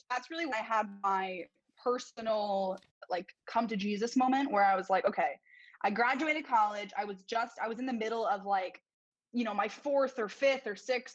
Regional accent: New York City, New York, United States; moved away as an adult; now in Baltimore, United States; I grew up in New York City, but I moved to Baltimore about 2 years ago

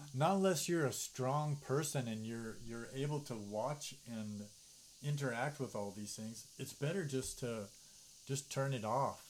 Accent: United States; growing up as an American

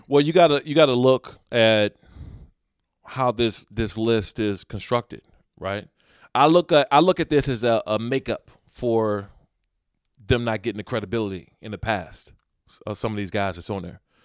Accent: United States; moved away

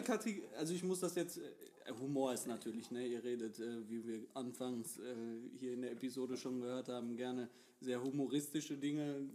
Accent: Recklinghausen, North Rhine-Westphalia, Germany; ich komme aus dem Großraum Recklinghausen

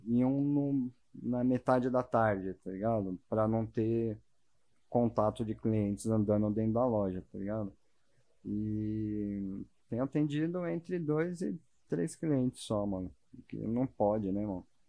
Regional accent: Brazil

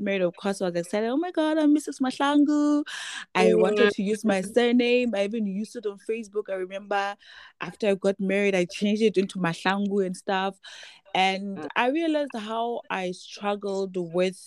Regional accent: Maseru, Maseru District, Lesotho; also born or lived in Bloemfontein, Free State, South Africa; I was born and bred in Maseru

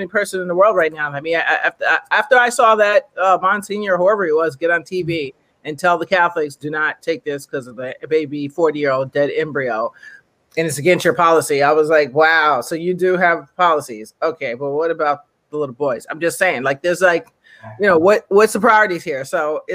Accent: United States; I'm American, maybe because I'm American

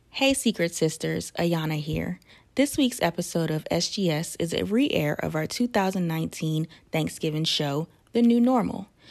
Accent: New York, United States; also born or lived in Trinidad; I came from Trinidad to um, to New York when I was four

